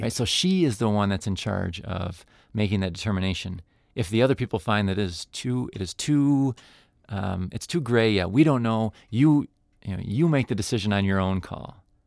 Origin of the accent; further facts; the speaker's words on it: United States; I'm an American